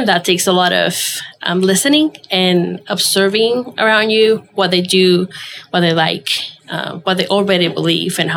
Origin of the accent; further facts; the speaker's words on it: Venezuela; moved away as an adult; now in United States; I was born and raised in Venezuela. That's my home